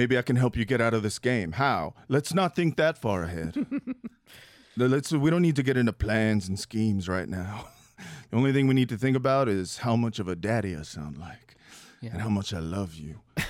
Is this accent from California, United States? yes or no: yes; Los Angeles, California, United States; I feel like I grew up in Los Angeles and I heard crickets, but crickets, I guess Los Angeles is not like a really urban city the way